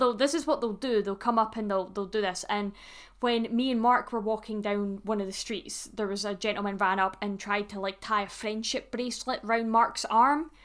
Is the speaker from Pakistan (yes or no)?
no; Scotland, United Kingdom; me being Scottish, obviously, as I am